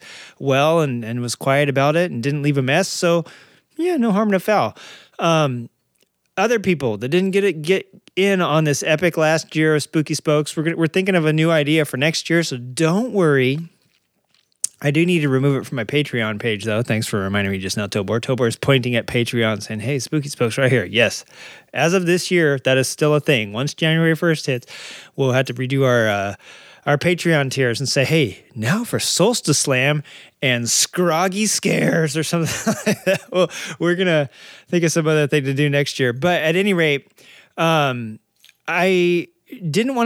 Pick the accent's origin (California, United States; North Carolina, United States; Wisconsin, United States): California, United States; San Diego area; born or raised there; also born or lived in Arkansas; now in California, United States